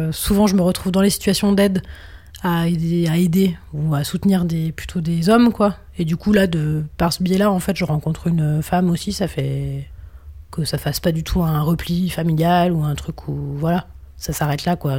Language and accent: French; France; quand on est français, qu'on vient d'une vieille nation coloniale